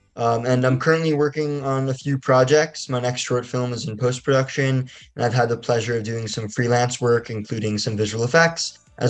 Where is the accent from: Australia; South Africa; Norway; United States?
United States; Basking Ridge, New Jersey; I'm 19 years old. I'm a filmmaker from Basking Ridge, New Jersey, and I'm currently a sophomore at New York University studying in the undergraduate film and television department.